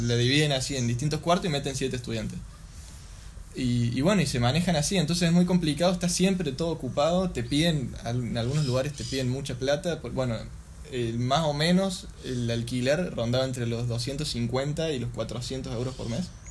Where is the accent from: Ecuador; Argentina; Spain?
Argentina; yo les decía que era argentino